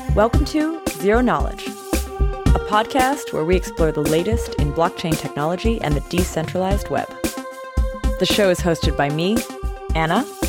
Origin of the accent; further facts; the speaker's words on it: Canada; as a Canadian